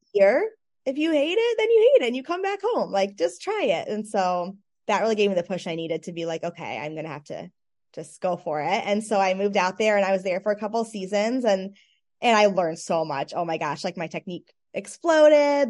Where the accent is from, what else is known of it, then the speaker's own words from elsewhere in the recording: Michigan, United States; I grew up dancing in Michigan